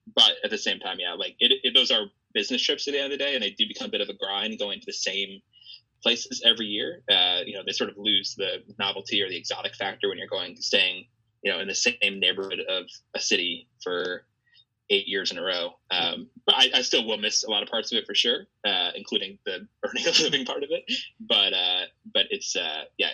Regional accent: United States; as an American

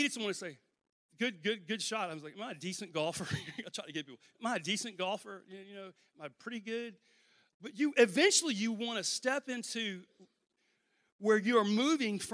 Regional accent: Louisiana, United States; I'm from Louisiana

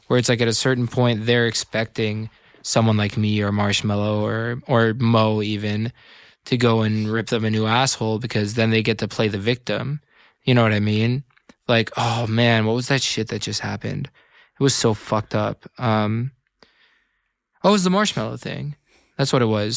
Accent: Tiburon, California, United States; I grew up in Tiburon, California

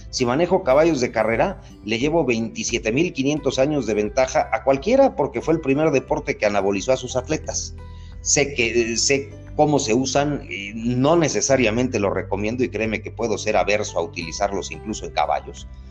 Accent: Mexico; soy el único mexicano

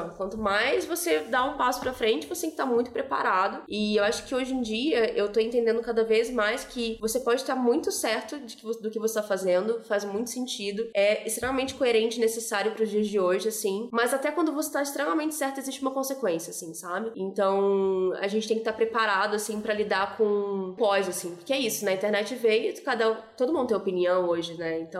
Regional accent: Rio de Janeiro, Brazil; Também vim do Rio de Janeiro, e no Rio, apesar de ser de ter isso, né, espaços mais valorizados e outros não, cara, existe uma mistura muito grande

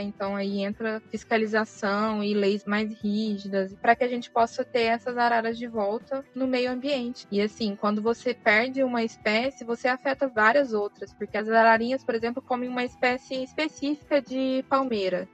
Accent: Uberlândia, Minas Gerais, Brazil; moved away as an adult; now in São Paulo, Brazil; Eu sou de Uberlândia, me formei na Universidade Federal de Uberlândia, tem dois anos

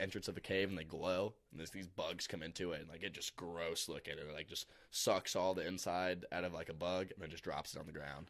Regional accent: Alton, Illinois, United States; I'm from Alton, Illinois, so pretty much right next to Saint Louis

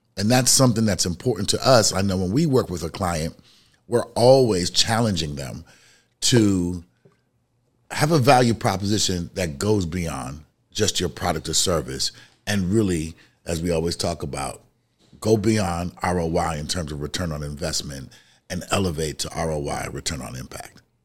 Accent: New York City, New York, United States; I'm from the city, I'm from the Bronx, New York.

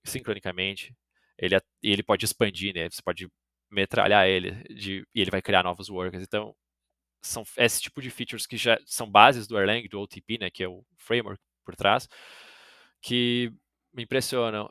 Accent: Brazil; eu sou brasileiro

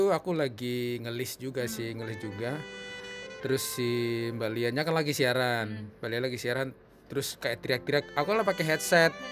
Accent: North Maluku, Indonesia; uh, Maluku Utara kalau Bung Glenn kan uh, Maluku Ambon

